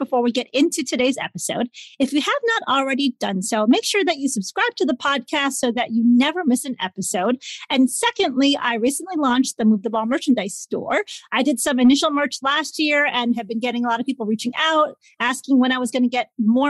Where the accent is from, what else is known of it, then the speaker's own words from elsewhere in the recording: Chicago, Illinois, United States; I'm from Chicago